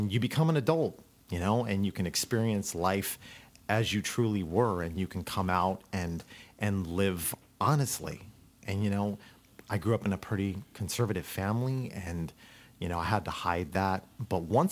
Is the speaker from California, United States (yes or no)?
yes; Orange County, California, United States; I grew up in Orange County